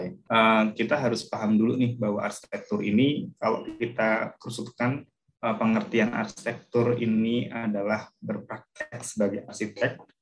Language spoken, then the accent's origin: Indonesian; Pekalongan, Central Java, Indonesia; born there; now in Sukoharjo, Indonesia; saya lahir di Pekalongan, kemudian saya sekarang domisili di, baru pindah ke Sukoharjo